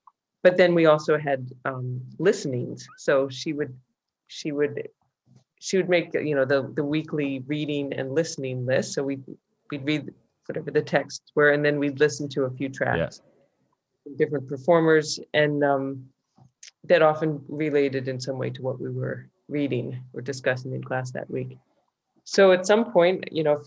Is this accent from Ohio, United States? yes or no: no; San Francisco, California, United States; I grew up in California, in San Francisco